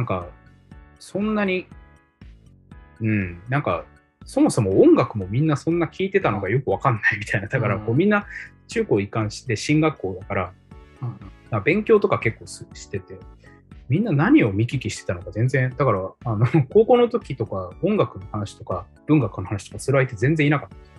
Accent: Hirakata, Osaka, Japan; moved away as an adult; also born or lived in Kyoto; 住んでるのはずっと平方で、うん、大阪の平方ってとこでした

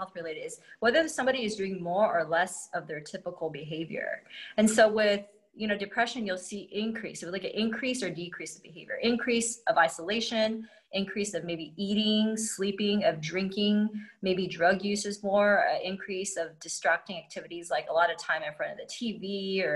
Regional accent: United States; I'm Chinese American

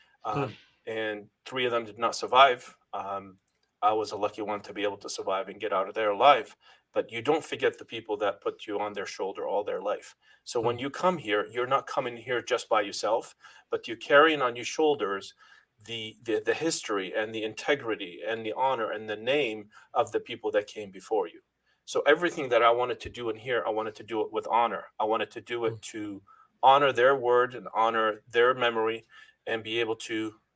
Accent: Lebanon; moved away as an adult; now in New England, United States; I first came from Lebanon, landed in Boston, and never looked back, never went back to my home country

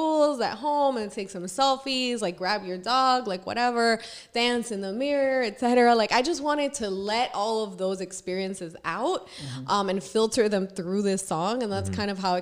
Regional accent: Puerto Rico; moved away as an adult; now in New York City, United States; I'm originally from Puerto Rico. So I was raised there my whole life.

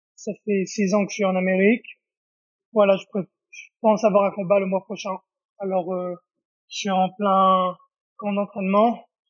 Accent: Israel; moved away as an adult; also born or lived in Paris, France / Japan; now in Las Vegas, United States; je suis né à Paris et j'ai grandi en Israël

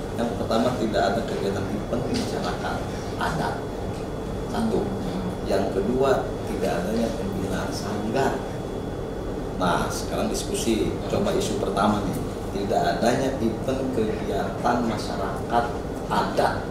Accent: Banten, Indonesia; orang kita orang Banten

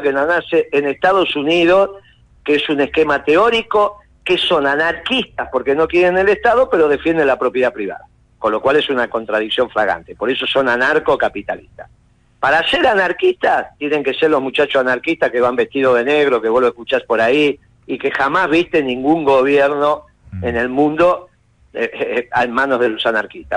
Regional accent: Argentina

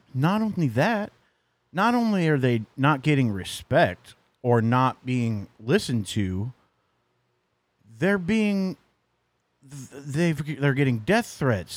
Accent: Missouri, United States; moved away; That's my, uh, my home state.

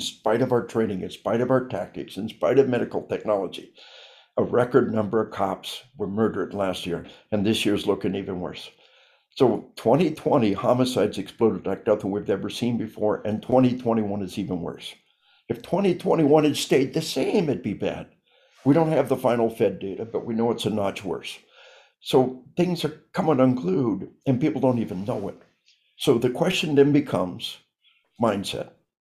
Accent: Arkansas, United States; We are from Arkansas

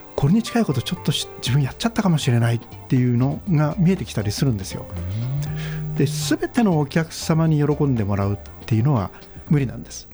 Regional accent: Togakushi, Nagano, Japan; moved away as an adult; うちの戸隠の田舎

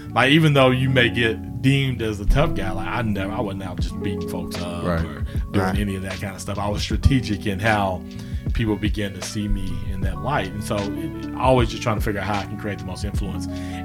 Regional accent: Guthrie, Oklahoma, United States; So the quick introduction is, I'm from Guthrie.

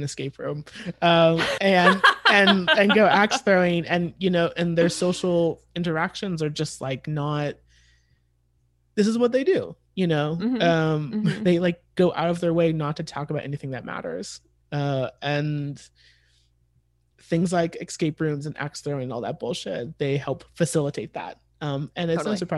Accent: United States; as like an American

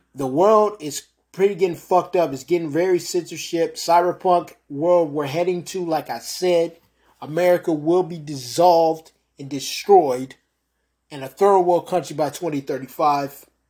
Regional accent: United States; also born or lived in New York; I'm American that dislikes my country.

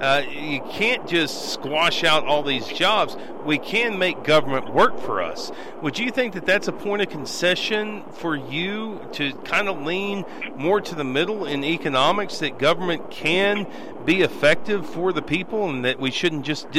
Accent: Abernathy, Texas, United States; I grew up in Abernathy, Texas, and a lot of people, and this was in the 80s and 90s, I graduated in a class of 57 people, and over half of them were Latino, Hispanic.

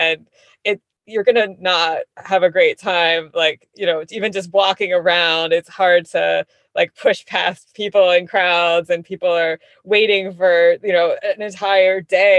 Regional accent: Philadelphia, Pennsylvania, United States; now in Washington, United States; Like, I'm from Philadelphia area originally, but I suppose I feel like DC is home. But I have lived in so many places now that it's hard to really say.

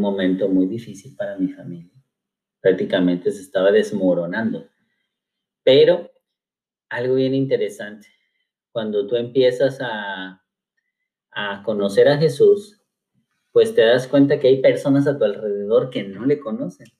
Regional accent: Cuernavaca, Morelos, Mexico; soy originario de Cuernavaca, Morelos

